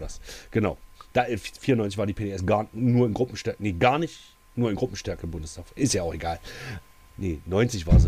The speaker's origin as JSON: {"language": "German", "area": "Altmark", "region": "Saxony-Anhalt", "country": "Germany", "said": "bei uns in der Altmark"}